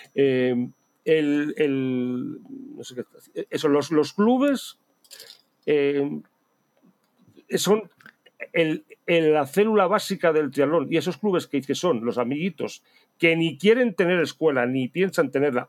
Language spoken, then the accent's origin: Spanish; Spain; somos españoles